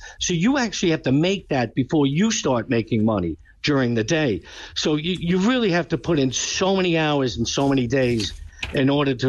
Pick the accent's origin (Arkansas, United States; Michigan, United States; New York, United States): New York, United States; I grew up in Queens in an Italian neighborhood with these mob clubs.